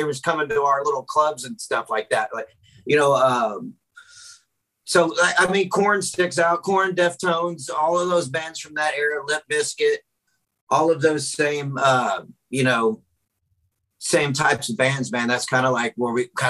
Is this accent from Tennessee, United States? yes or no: yes; Memphis, Tennessee, United States; moved away as an adult; now in Houston, United States; I live in Houston, even though I'm originally from Memphis. I've lived in Houston since 2009.